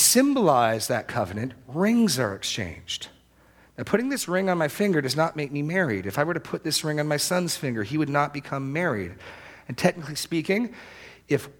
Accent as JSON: {"language": "English", "region": "New England", "country": "United States", "tie": "born or raised there", "said": "I grew up in New England"}